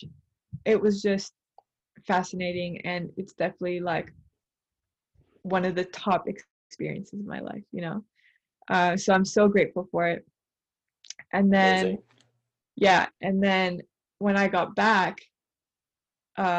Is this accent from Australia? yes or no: no; Canada; I'm Canadian, but curious about my Colombian roots.